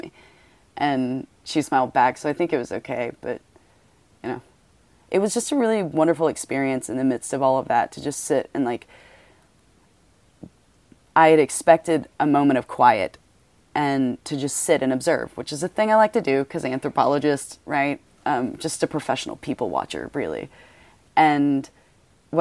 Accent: the South, United States; I'm from the South

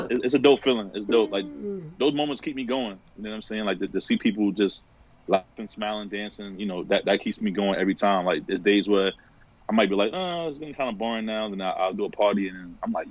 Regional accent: New York City, New York, United States; growing up in New York

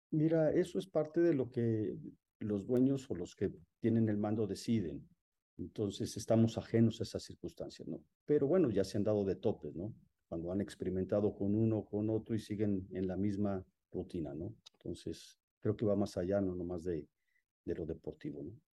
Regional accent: Mexico; soy un mexicano

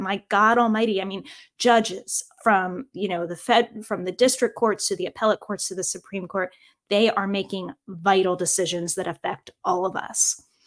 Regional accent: Virginia, United States; I'm proud of my home state of Virginia

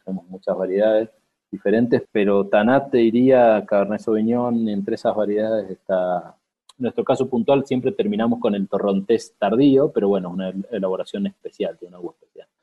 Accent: Mendoza, Argentina; moved away as an adult; also born or lived in San Juan; now in Cafayate, Argentina; Yo soy nacido en Mendoza, fue un colegio con una formación agrícola

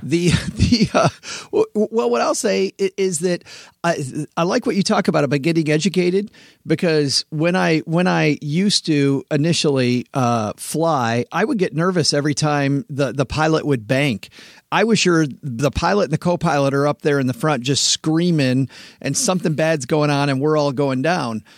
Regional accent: West Michigan, United States; I grew up in West Michigan where it's all farms.

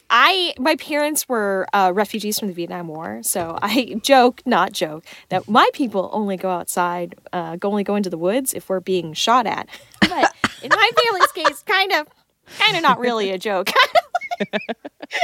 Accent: Texas, United States; I'm from Texas

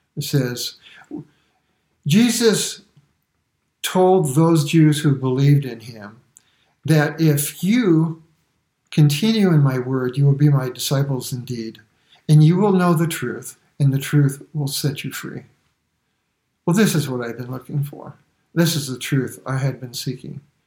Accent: New York City, New York, United States; I was born in Brooklyn and I never saw the inside of a church or a synagogue for that matter until I was in my 20s.

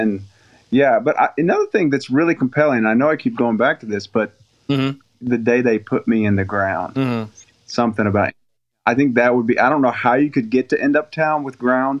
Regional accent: the North, United States; now in Southern US; because I was raised in the North, married a Southern girl.

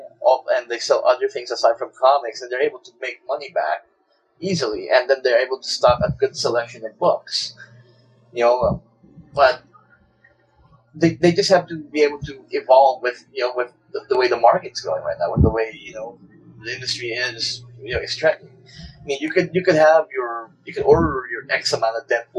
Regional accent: Manila, Metro Manila, Philippines; moved away; growing up in Manila where I lived

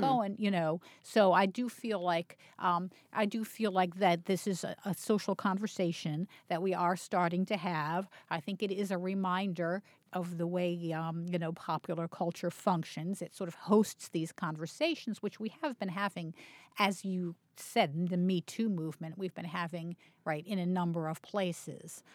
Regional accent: Baltimore, Maryland, United States; I grew up in Baltimore

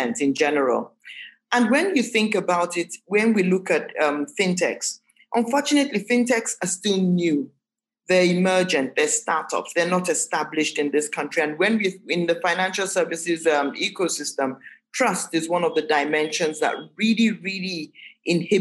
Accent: Nigeria; as Nigerian and as Nigerianness as we can get, we're still a very heterogeneous society in general

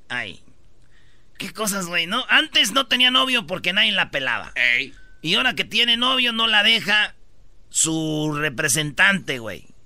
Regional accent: Mexico; Yo sé como mexicano.

